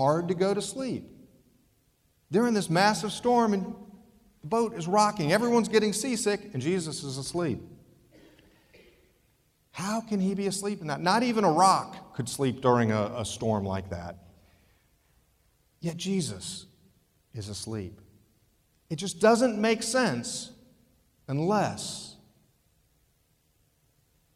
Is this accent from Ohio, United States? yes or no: yes; Ohio, United States; growing up in Ohio near the lake, we spent many weekends on the lake